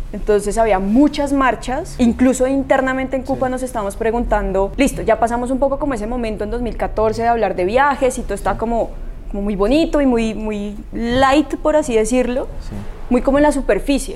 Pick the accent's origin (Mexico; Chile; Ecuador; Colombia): Colombia; como colombianos